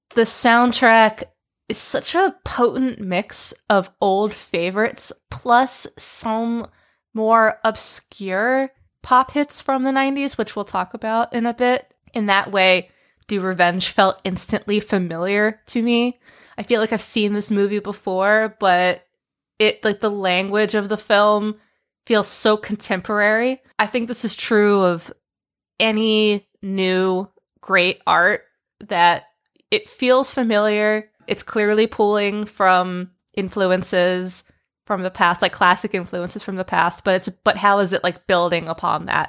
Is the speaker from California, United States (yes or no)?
no; West Windsor, New Jersey, United States; my hometown